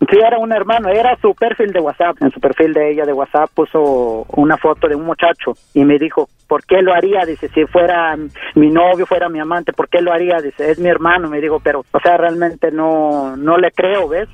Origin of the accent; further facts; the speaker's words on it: Mexico City, Mexico; also born or lived in Oaxaca; yo soy de Oaxaca, pero eh, todo el tiempo me la he pasado en la Ciudad de México. En Ciudad de México crecí más que nada